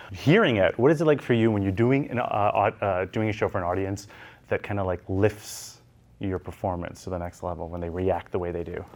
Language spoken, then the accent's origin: English; Canada; as a Canadian